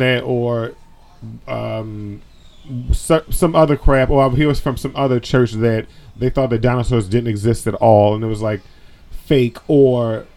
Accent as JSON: {"language": "English", "region": "Maryland", "country": "United States", "tie": "born or raised there", "said": "I grew up in Maryland"}